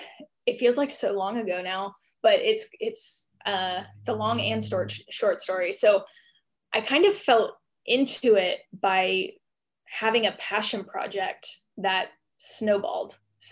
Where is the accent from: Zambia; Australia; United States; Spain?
United States; East Coast; And we bounced around a little bit because I went to college in Austin, Texas, but I was from the East Coast.